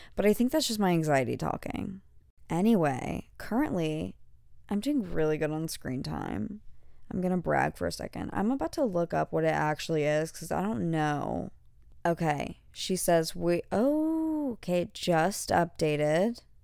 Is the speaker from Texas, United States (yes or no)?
yes; an hour from Galveston, Texas, United States; moved away; we were, like, an hour from, like, Galveston